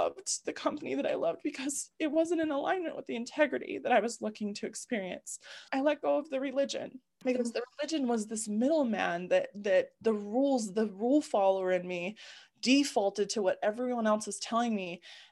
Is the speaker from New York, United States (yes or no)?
no; Utah, United States; I grew up in Utah, born and raised in what I call the bubble of Utah